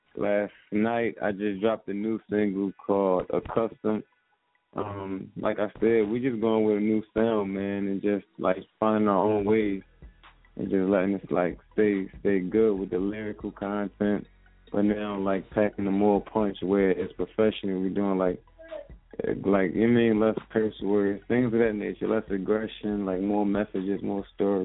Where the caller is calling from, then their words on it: Philadelphia, Pennsylvania, United States; North Philly, what's going on?